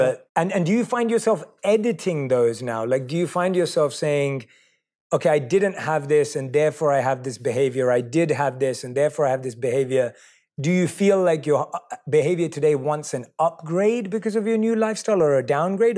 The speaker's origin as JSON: {"language": "English", "region": "London", "country": "United Kingdom", "tie": "born or raised there", "said": "I was born and raised in London"}